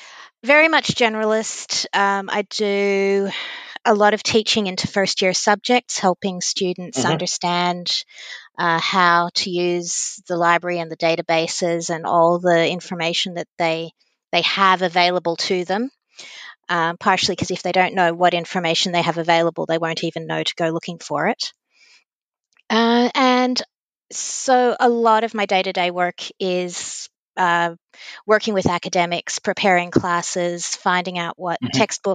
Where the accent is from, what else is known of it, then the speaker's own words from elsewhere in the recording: Victoria, Australia; also born or lived in United States; So, yes, I'm Australian. I'm also American, just to make things fun. And I'm a law librarian at a university here in Victoria.